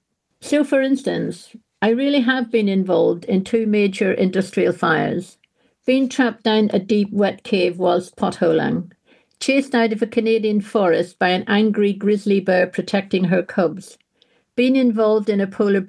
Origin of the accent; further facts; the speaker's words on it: England, United Kingdom; I mean, Manchester, for goodness sake, I'm from the Shires.